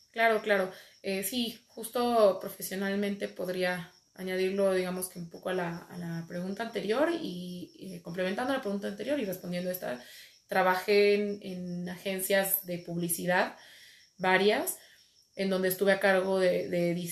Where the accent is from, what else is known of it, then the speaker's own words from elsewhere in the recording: Mexico; also born or lived in Madrid, Spain; soy una chica mexicana emprendedora por naturaleza.